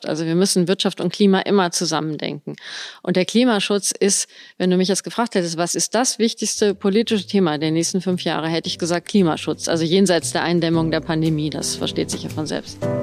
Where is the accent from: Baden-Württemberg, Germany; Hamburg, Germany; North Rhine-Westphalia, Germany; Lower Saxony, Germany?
Lower Saxony, Germany; Göttingen; moved away as an adult; also born or lived in Bonn; now in Koblenz, Germany; Ich bin in Göttingen geboren und da auch zur Schule gegangen bis zum Abitur.